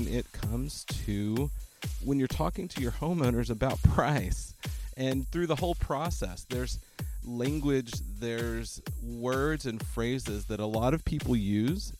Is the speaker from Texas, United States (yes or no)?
yes; Austin, Texas, United States; it's in my hometown